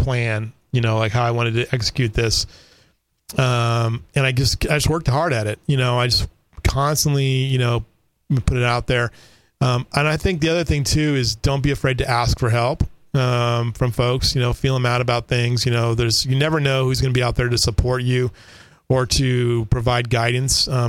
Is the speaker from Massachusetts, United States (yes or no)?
no; Southern California, United States; now in Kerrville, United States; I grew up in Southern California